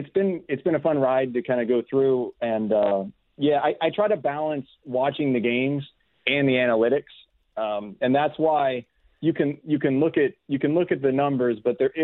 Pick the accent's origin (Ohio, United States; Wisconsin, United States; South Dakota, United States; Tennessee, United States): Ohio, United States; Youngstown; I grew up in Youngstown, Ohio